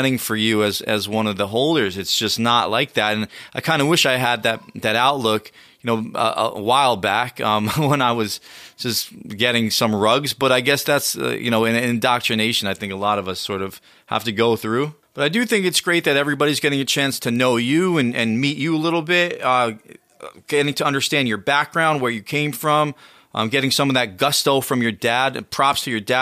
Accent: United States; I'm the American version of you

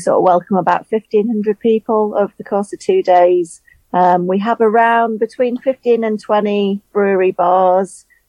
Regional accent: County Durham, North East England, United Kingdom; I'm originally from County Durham.

